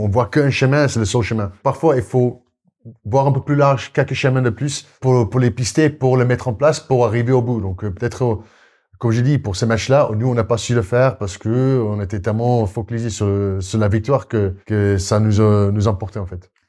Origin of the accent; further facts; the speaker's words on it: South Africa; French is a second language; moved away as an adult; also born or lived in Brive, France / Castres, France / Paris region, France; now in France; je suis sud-africain qui, mm. qui est arrivé, donc j'ai pas au début pas compris la culture, je parlais pas français